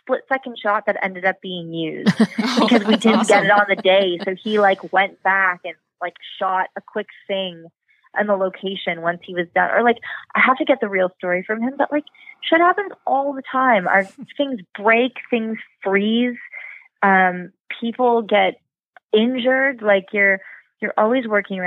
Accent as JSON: {"language": "English", "country": "Canada", "also_born_or_lived": "Los Angeles, United States", "said": "I'm such a Canadian, like my sensibilities, my culture, like I'm a typical overly polite Canadian."}